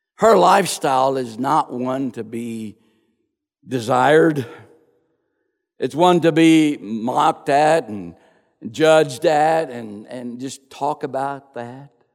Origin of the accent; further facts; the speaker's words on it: Crosbyton, Texas, United States; I was born and raised in Crosbyton, Texas